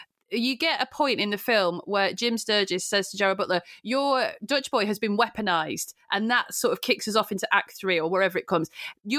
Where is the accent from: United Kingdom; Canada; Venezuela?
United Kingdom; I'm not an American. I'm a loyal subject.